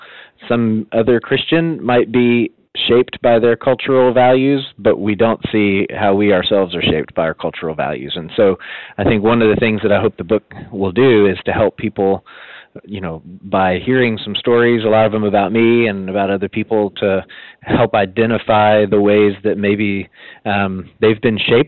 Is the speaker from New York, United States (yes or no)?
no; Bentonville, Arkansas, United States; I grew up in Bentonville, which is in the northwest part of Arkansas.